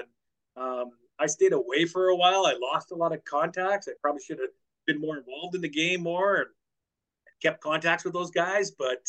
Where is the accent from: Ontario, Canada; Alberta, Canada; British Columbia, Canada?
British Columbia, Canada; Well, it's my hometown. Always wanted to play there. I grew up watching the Canucks.